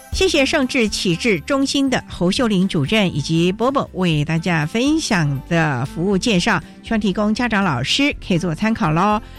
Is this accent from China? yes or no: no; northern Taiwan, Taiwan; 相当于我北部人